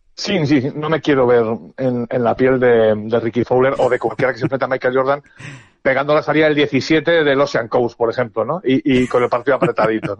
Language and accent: Spanish; Spain; somos muy españoles